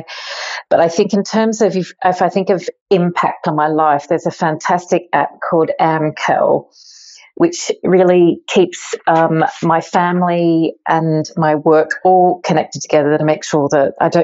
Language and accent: English; rural Victoria, Australia; also born or lived in Melbourne; I'm Australian. I grew up in rural countryside of Victoria.